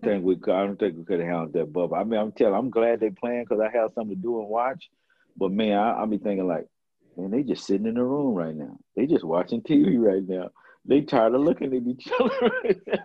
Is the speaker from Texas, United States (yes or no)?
yes; Dallas, Texas, United States; my hometown i grew up here